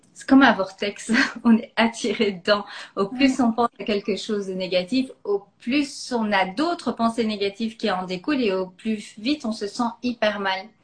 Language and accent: French; Belgium; je suis belge